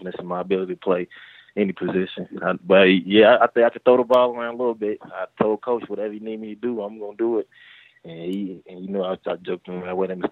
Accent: Louisville, Kentucky, United States; I'm originally from Louisville, Kentucky

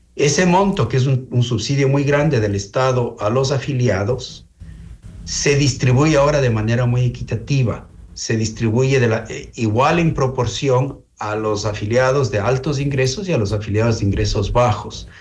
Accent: Ecuador; como ecuatorianos

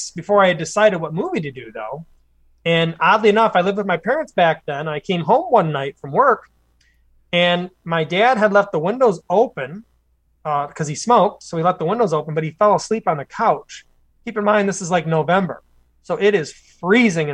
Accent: Clay Township, Michigan, United States; we're both from Clay Township

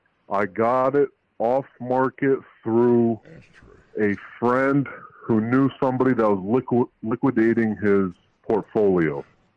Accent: Albania; now in Newport Richey, United States

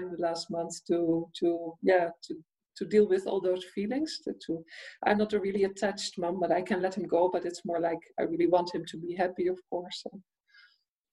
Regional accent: Netherlands; I am from the Netherlands, but at the moment I'm not in Holland. I'm in Italy.

